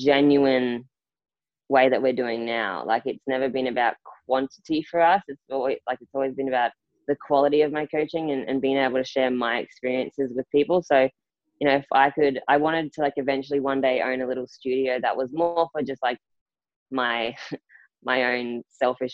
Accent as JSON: {"language": "English", "town": "Rockhampton", "region": "Queensland", "country": "Australia", "tie": "born or raised there", "also_born_or_lived": "Townsville", "moved": "as an adult", "said": "I left my hometown in Rockhampton. So, you know, I went to Townsville"}